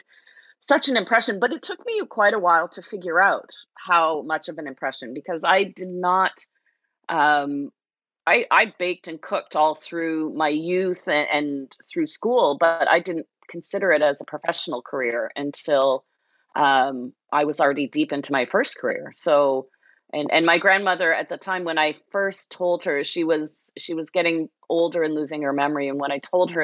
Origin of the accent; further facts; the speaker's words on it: Toronto, Ontario, Canada; moved away as an adult; now in Niagara, Canada; being a kid growing up in Toronto